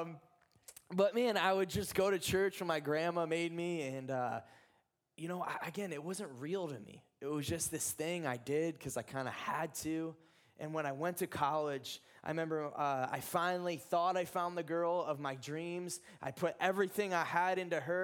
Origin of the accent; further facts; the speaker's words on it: Ohio, United States; I'm from Ohio.